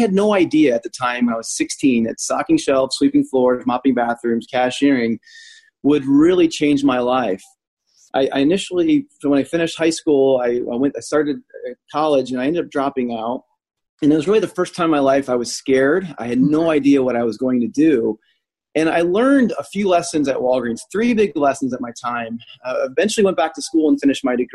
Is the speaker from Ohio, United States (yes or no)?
no; Illinois, United States; moved away; also born or lived in Indianapolis, Indiana; I grew up 45 minutes outside of Chicago